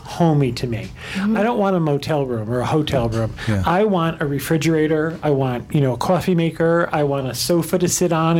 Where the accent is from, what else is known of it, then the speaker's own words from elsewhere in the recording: Albany, New York, United States; However, I'm from Albany, New York, which is 30 miles away from Saratoga Springs.